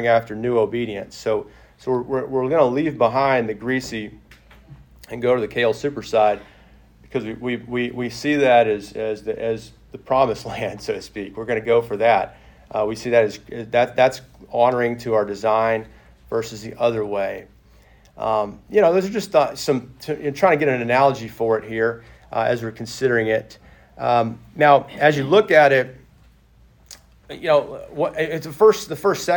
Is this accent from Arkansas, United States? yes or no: yes; Arkansas, United States; moved away as an adult; also born or lived in Texas; now in Tennessee, United States; I'm going from Arkansas to Tennessee with no intentions of ever coming back to Arkansas